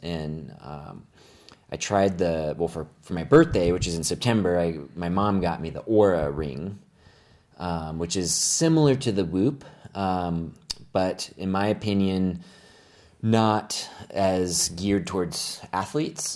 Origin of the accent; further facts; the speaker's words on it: Phoenix, Arizona, United States; moved away; I grew up here in the Phoenix area